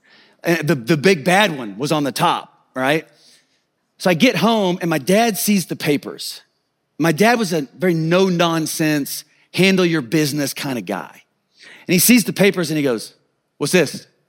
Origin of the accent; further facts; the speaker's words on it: Kansas, United States; I grew up in Kansas, out in the country.